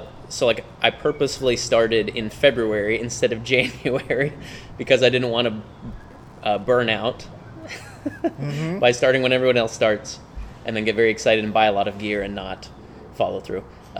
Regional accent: Huntsville, Alabama, United States; born or raised there

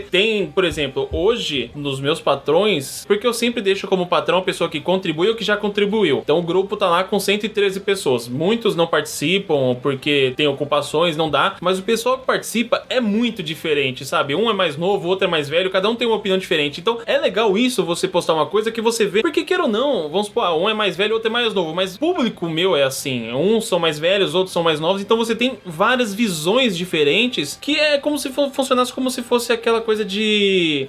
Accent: São Paulo, Brazil; Eu, como paulista

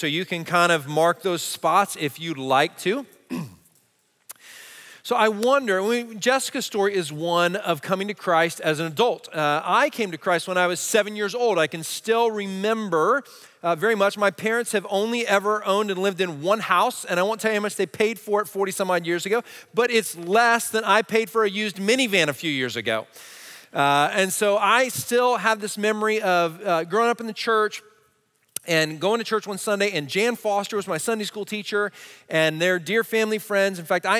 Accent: New Jersey, United States; I'd heard the gospel a lot growing up in Jersey.

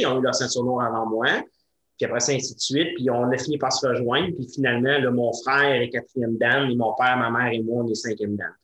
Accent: Sainte-Catherine, Quebec, Canada; dans mon patelin natal à Sainte-Catherine

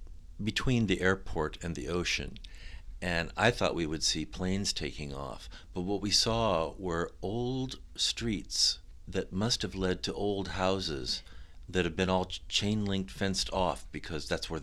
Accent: Los Angeles, California, United States; I was born and raised in Los Angeles

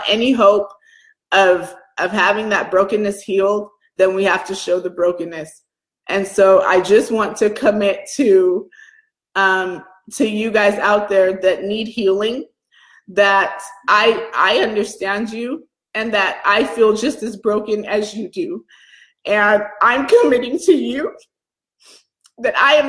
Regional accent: Atlanta, Georgia, United States; moved away; also born or lived in Chicago; I grew up in Atlanta, I've lived in Chicago

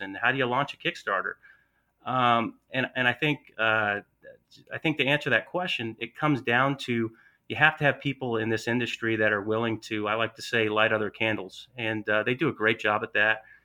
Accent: Atlanta, Georgia, United States; accent: Southern; I'm from Atlanta, Georgia, so a little bit of that Southern draw

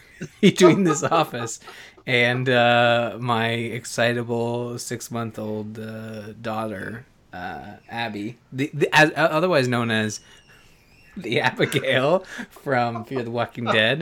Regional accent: Canada; I'm Canadian.

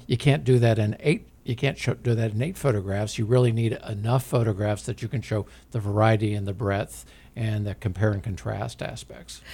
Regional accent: Independence, Missouri, United States; I grew up in Independence. I still live there

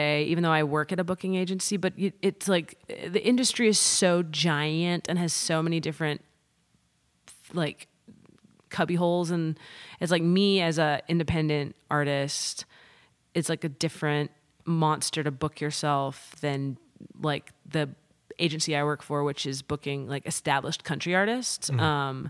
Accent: New York, United States; now in Nashville, United States; I'll say, oh, I'm from Nashville right now, you know? And people have this like reverence in their eyes of like, oh, Nashville. And I didn't get the same thing when I said, oh, I'm from New York.

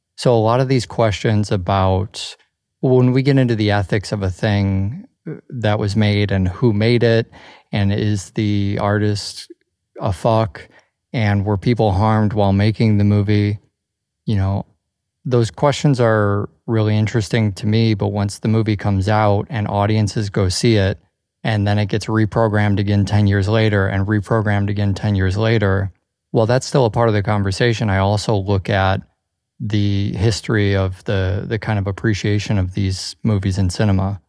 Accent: Chicago, Illinois, United States; growing up in Chicago

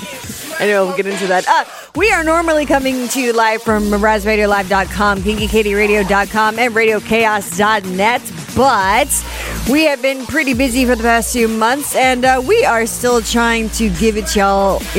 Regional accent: Minnesota, United States; Oh, hi. We're down from Minnesota.

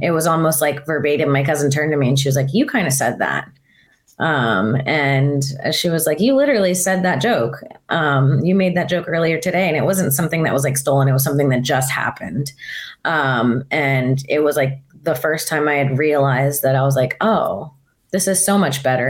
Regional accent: Florida, United States; moved away as an adult; grew up in Florida

